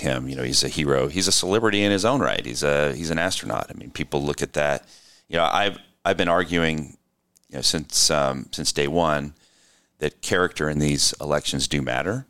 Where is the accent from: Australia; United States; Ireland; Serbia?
United States; California; my home state